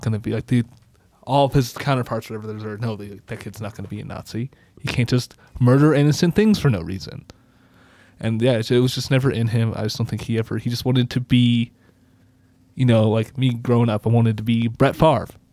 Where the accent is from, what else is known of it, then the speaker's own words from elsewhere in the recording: United States; I'm a white blue-eyed American dude